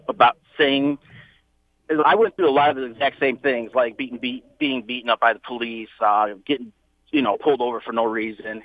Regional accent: Detroit, Michigan, United States; now in South Lyon, United States; I grew up on the Southwest side of Detroit

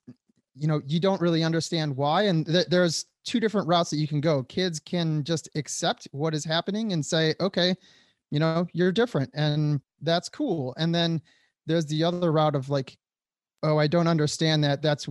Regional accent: Detroit, Michigan, United States; moved away as an adult; also born or lived in Hollywood; I grew up in the Metro Detroit area

